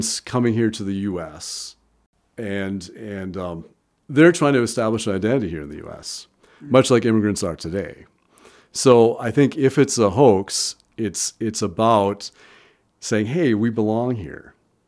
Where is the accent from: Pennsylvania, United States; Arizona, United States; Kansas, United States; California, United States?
Kansas, United States; Growing up in Kansas